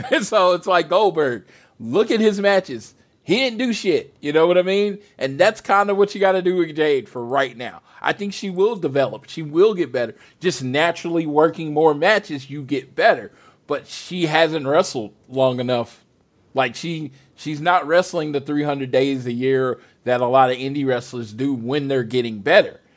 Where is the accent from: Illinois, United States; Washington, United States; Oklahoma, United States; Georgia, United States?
Oklahoma, United States; I'm from Oklahoma